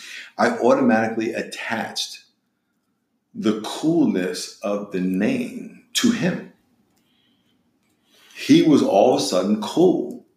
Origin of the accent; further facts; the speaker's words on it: Long Island, New York, United States; And I'm from New York, so Long Island. So it was so much fun.